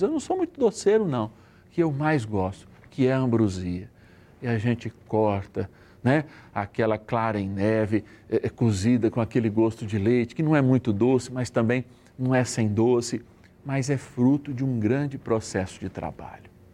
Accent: São Paulo, Brazil; eu sou paulistano, prefiro a roça, mas sou paulistano, sou de uma grande cidade, a maior da América Latina

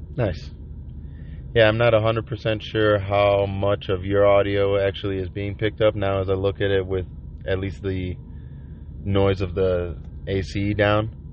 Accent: Chicago, Illinois, United States; I'm from Chicago.

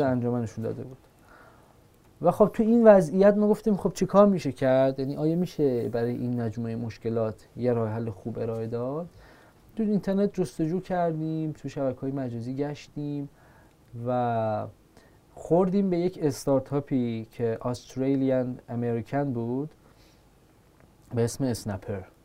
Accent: Iran; ما که ایرانیم

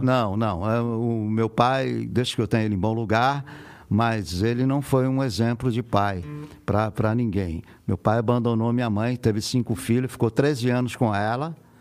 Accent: Mogi das Cruzes, São Paulo, Brazil; eu nasci em Mogi das Cruzes, e, que é estado de São Paulo

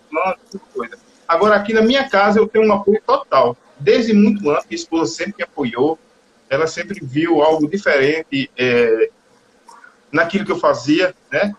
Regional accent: Capim Grosso, Bahia, Brazil; moved away as an adult; now in Barreiras, Brazil; eu nasci em Capim Grosso

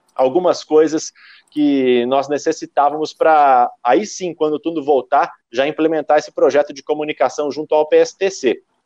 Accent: Londrina, Paraná, Brazil; also born or lived in São Paulo / Piracicaba / Campinas / Joinville; eu sou de Londrina. Eu fiquei aqui até os meus 18, quase 19 anos de idade

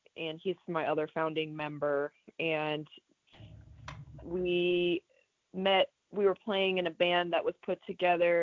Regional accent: Atlanta, Georgia, United States; We're from Atlanta, Georgia

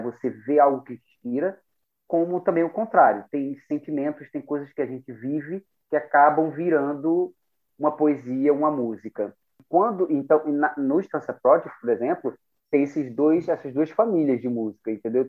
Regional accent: Recife, Pernambuco, Brazil; moved away; also born or lived in London; na Estância, que é o bairro onde eu cresci

